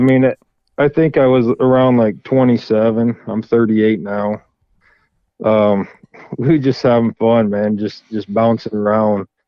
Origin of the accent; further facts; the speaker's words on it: Florida, United States; now in Michigan, United States; I'm originally from Florida, and um, we always, you know, dad grew we grew up hunting